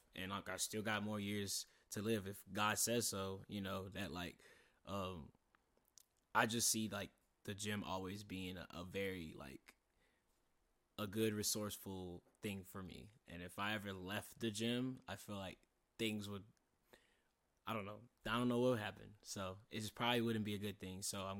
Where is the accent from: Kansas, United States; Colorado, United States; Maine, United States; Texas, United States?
Texas, United States; San Antonio; We never knew about it because we're not from here. We're from San Antonio.